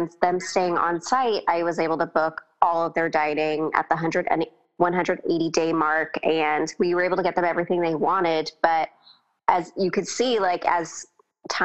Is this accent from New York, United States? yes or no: no; Orange County, California, United States; growing up in Orange County